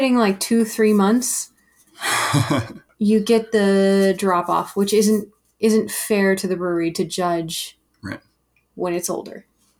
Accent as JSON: {"language": "English", "town": "Broomfield", "region": "Colorado", "country": "United States", "tie": "born or raised there", "said": "This is from Broomfield, my hometown"}